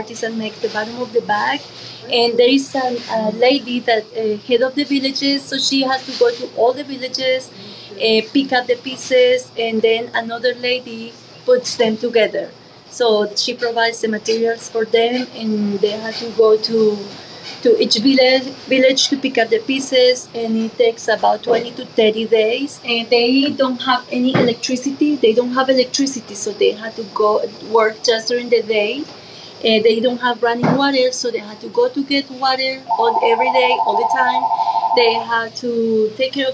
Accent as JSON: {"language": "English", "country": "Colombia", "moved": "yes", "said": "I'm from Colombia."}